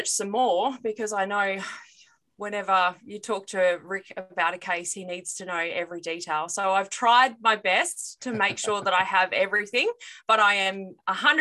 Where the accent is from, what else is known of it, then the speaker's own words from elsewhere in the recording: Australia; I'm from Australia.